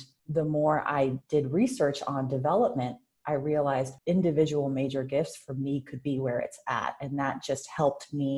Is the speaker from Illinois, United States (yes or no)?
no; Oakland, California, United States; as an adolescent growing up in Oakland